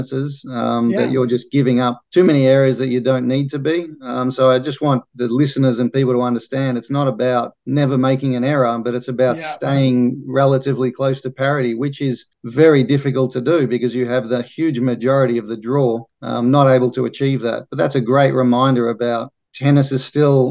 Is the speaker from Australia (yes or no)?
yes; Australia; being Australian